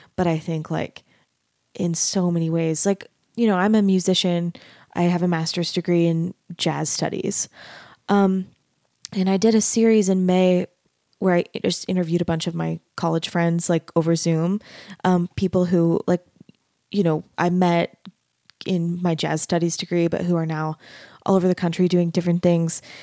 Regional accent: Arizona, United States; moved away as an adult; also born or lived in Dallas, Texas; now in Utah, United States; I grew up in Arizona And I went to school in Dallas

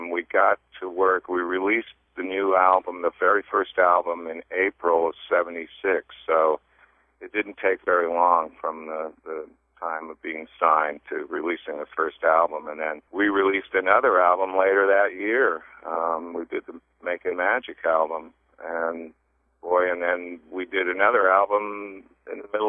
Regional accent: Toronto, Ontario, Canada; moved away as an adult; also born or lived in North Bay, Ontario / Sudbury, Ontario / Ottawa / London, England; grew up in Toronto, and then my family, because of my dad's work, we moved around a little bit up to some of these northern Ontario towns like North Bay and Sudbury

